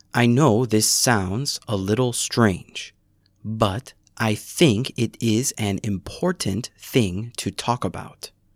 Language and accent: English; United States; first language English; moved away as an adult; now in South Korea; As an American, I know many people around the world have interest in my language and culture